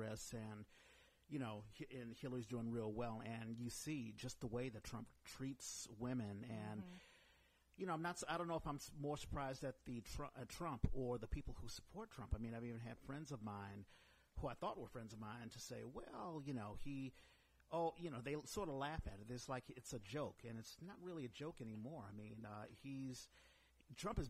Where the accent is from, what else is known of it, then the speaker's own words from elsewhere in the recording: Washington, District of Columbia, United States; moved away; I'm from the East Coast. I'm from Washington, D.C.